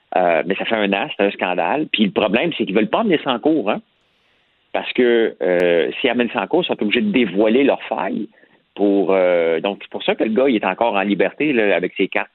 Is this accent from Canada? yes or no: yes; Montreal, Quebec, Canada; on vient de Montréal